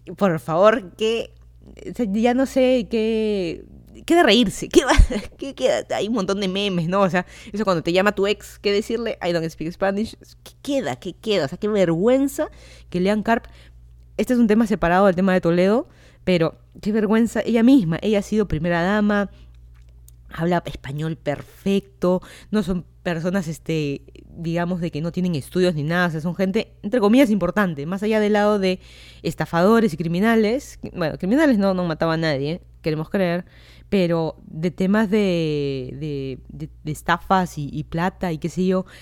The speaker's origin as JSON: {"language": "Spanish", "region": "Lima", "country": "Peru", "also_born_or_lived": "Miami, United States", "moved": "as an adult", "lives_now": "Virginia, United States", "said": "yo soy de Lima, Perú, me mudé a Estados Unidos hace un poco más de dos años"}